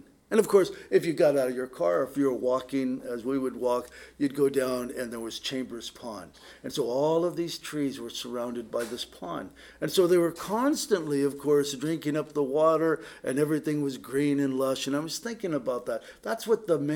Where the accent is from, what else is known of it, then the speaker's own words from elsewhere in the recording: Poway, California, United States; also born or lived in San Diego; now in Oak Harbor, United States; growing up in Poway, you know, the terrain there was so different than up here